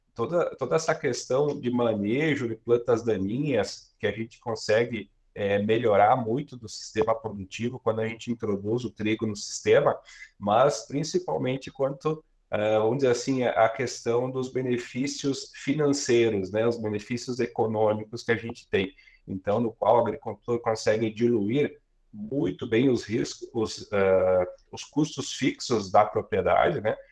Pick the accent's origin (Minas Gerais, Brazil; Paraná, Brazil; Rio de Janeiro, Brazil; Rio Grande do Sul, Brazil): Rio Grande do Sul, Brazil; Guaporé; sou natural de Guaporé, aqui no Rio Grande do Sul, na, na Serra Gaúcha